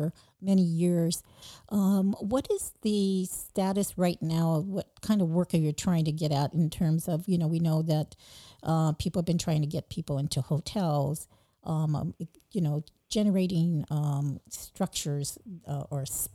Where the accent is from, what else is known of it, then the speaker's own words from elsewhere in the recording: San Diego, California, United States; both of us are from the San Diego area